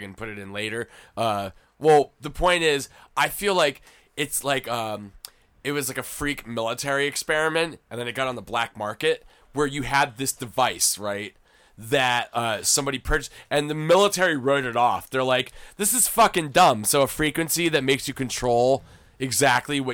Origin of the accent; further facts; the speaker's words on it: Philadelphia, Pennsylvania, United States; I'm from Philly